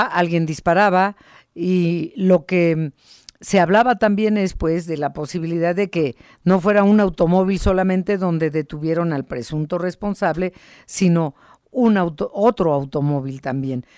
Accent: Mexico

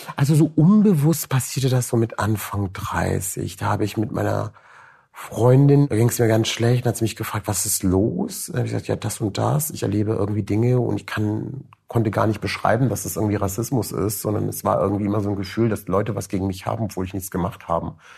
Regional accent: Cologne, North Rhine-Westphalia, Germany; also born or lived in Rüsselsheim, Hesse, Germany; ich komme aus Köln

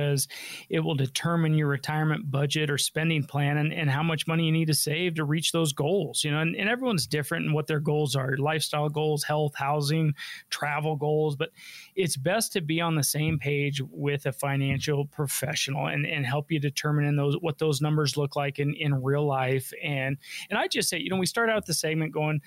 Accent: Denver, Colorado, United States; I'm a local guy. I was born and raised here in Denver

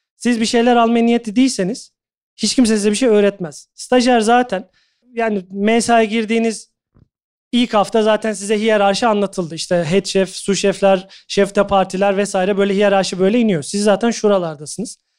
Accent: Turkey; moved away as an adult; also born or lived in Doha, Qatar / London, United Kingdom; hepimiz Türküz, Türk mutfağını biliyoruz aşağı yukarı.

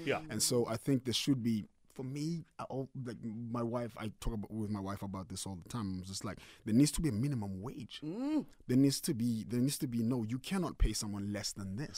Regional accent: Mthatha, Eastern Cape, South Africa; also born or lived in Eastridge; now in Gauteng, South Africa; was born in Umtata.

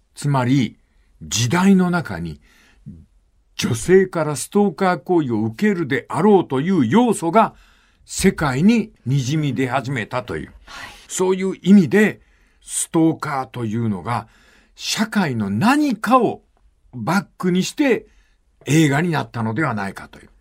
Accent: Fukuoka, Japan; 地元の福岡

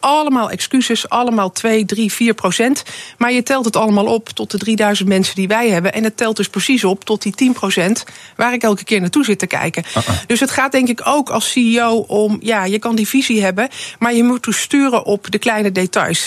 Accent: Netherlands

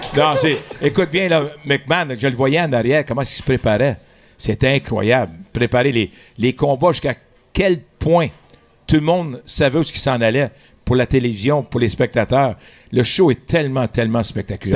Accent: Montreal, Quebec, Canada; Je suis coin de Delormier et Ontario, où ce qu'il a la fleur. L'autre côté de la rue, c'était le stade de baseball.

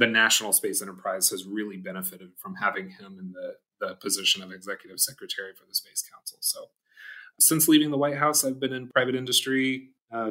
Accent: Tampa, Florida, United States; moved away; also born or lived in Orlando, Florida / Tallahassee, Florida / Washington, D.C.; I grew up in the Tampa area.

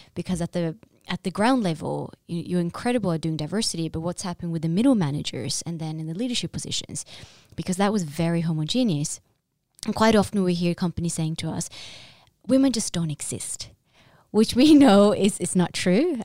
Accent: Drammen, Buskerud, Norway; now in Oslo, Norway; I'm originally from Drammen

